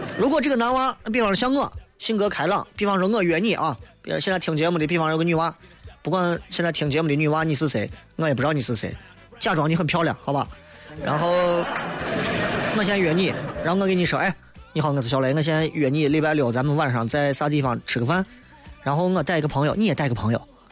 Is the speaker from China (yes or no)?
yes; Xi'an, Shaanxi, China; 我们陕西人，西安人